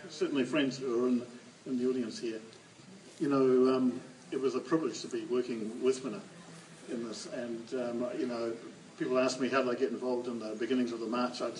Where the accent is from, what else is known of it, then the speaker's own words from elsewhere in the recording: New Zealand; young Pakeha boy, it was like a initiation ritual into a, into a quite a different sense of yourself as a New Zealander.